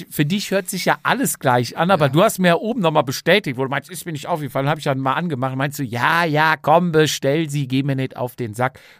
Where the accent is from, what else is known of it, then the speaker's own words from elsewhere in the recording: Alcúdia, Balearic Islands, Spain; now in Germany; Es geht nach Alcudia da kann ich dir da mal, oh, da kann ich dir mal meine Heimat zeigen.